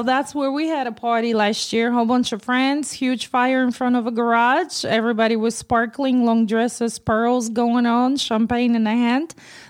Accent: Poland; moved away; I'm from Poland.

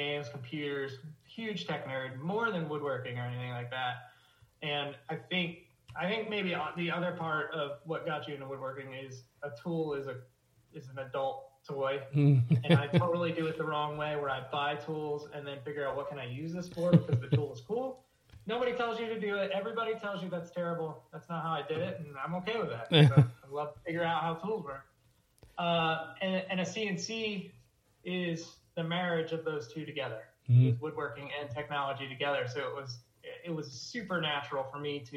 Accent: Pennsylvania, United States; moved away; I'm from Pennsylvania originally

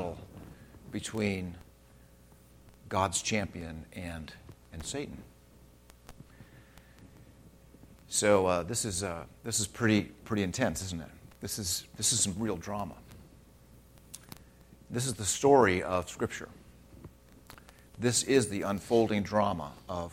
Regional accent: Redlands, California, United States; I grew up in Redlands. That's my hometown

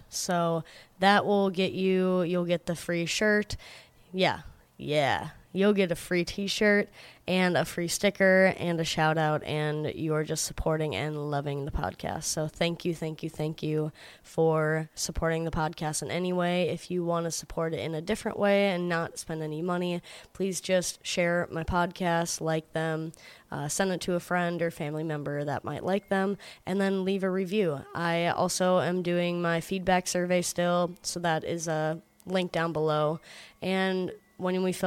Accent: Georgia, United States; I was born in Georgia, so I am a Georgia peach myself

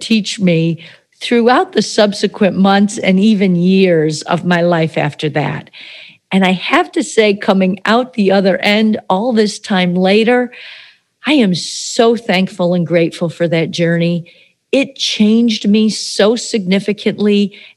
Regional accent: upstate New York, United States; now in Florida, United States; my hometown in upstate New York

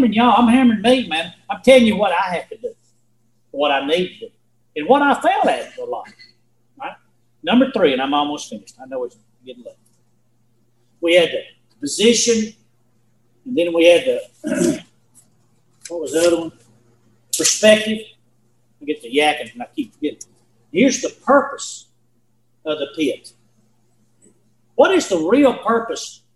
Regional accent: Spring Valley, United States; I'm from Spring Valley

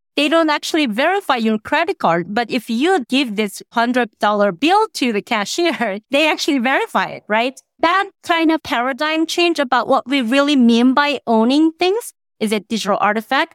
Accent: South Korea; now in Qatar; I was born and raised in Korea

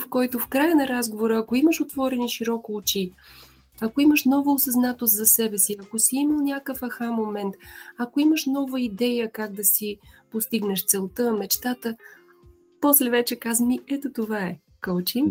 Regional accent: Vidin, Vidin Province, Bulgaria; also born or lived in Veliko Tarnovo, Bulgaria; now in Sofia, Bulgaria; съм родом от Видин

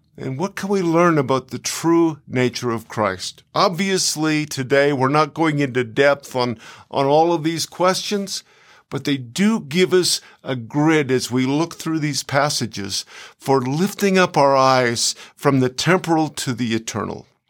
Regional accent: Canada; moved away as an adult; now in United States; I live in America nearly eight years, but I'm a Canadian

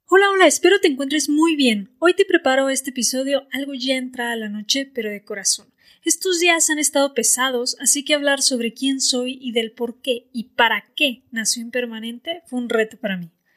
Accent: Mexico; soy mexicana

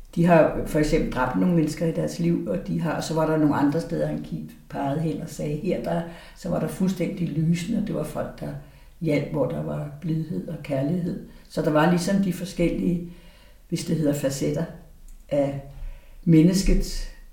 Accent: Aarhus, Central Denmark Region, Denmark; moved away; also born or lived in Valby; jeg er født i Aarhus i 51

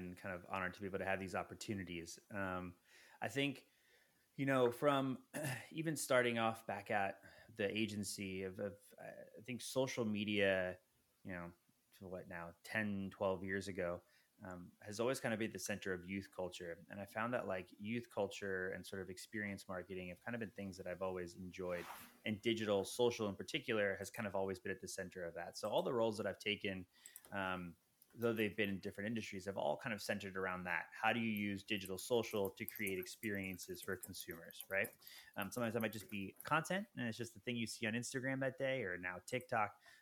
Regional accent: New Jersey, United States; moved away as an adult; also born or lived in New York; I'm actually originally from the East Coast, born and raised in Jersey, moved to New York

